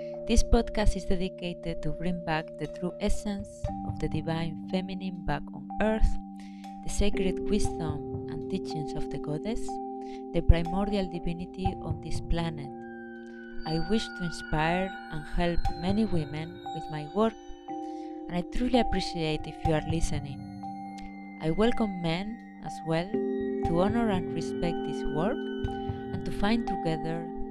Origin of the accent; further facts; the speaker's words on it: Spain; I was born in Spain, which is a quite patriarchal country